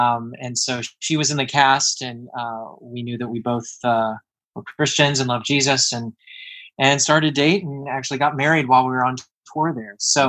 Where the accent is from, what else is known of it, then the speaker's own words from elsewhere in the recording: Kentucky, United States; moved away; also born or lived in New York; I grew up in Kentucky